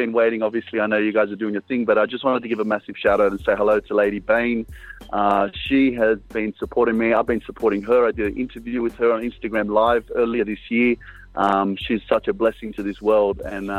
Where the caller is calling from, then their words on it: Kunming, Yunnan, China; I'm calling from Kunming in China.